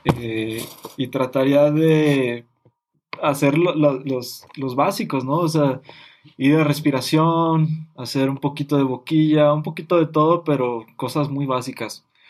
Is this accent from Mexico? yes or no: yes; Mexico; nosotros como mexicanos